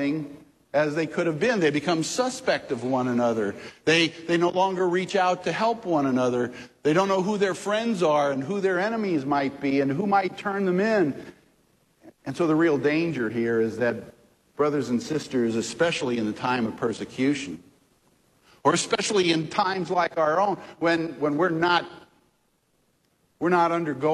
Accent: St. Louis, Missouri, United States; I grew up in North St. Louis in Woodson Terrace, a suburb.

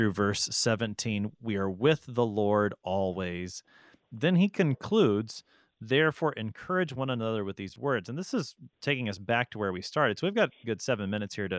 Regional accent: United States; as American Christians

